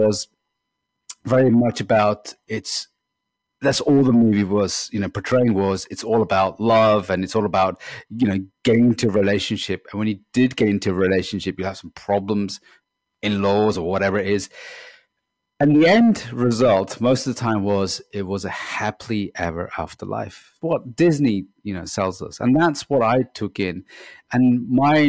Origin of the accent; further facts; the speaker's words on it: Pakistan; I grew up in Pakistan